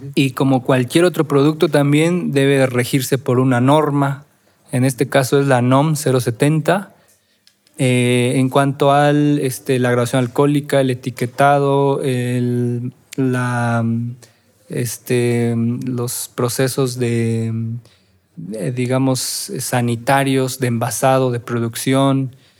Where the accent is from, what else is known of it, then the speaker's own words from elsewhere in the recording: Oaxaca, Mexico; la celebración más importante como oaxaqueños y no sé si como mexicanos, pero sí como oaxaqueños